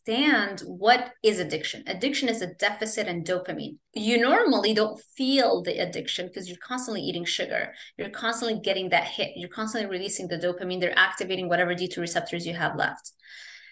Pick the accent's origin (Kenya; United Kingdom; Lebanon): Lebanon; moved away; also born or lived in Kuwait; I grew up in Lebanon